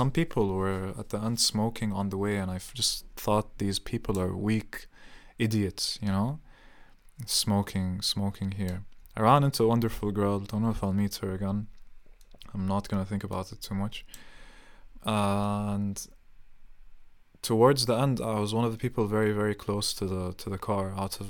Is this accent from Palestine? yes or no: yes; Palestine; also born or lived in Saudi Arabia; I've always defined myself as Palestinian to everyone, even though my passport is Jordanian and I was born in Saudi Arabia.